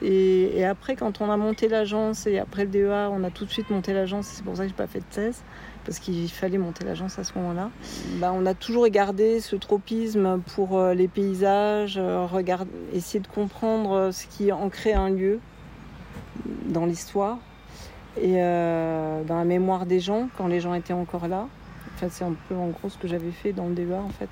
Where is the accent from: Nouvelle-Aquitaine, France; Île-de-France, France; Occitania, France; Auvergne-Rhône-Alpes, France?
Occitania, France; Tarbes; je suis né à Tarbes